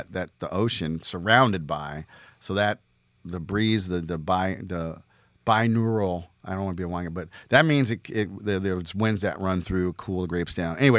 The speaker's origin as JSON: {"language": "English", "town": "Red Bank", "region": "New Jersey", "country": "United States", "tie": "born or raised there", "said": "I'm walking down the street in my hometown of Red Bank."}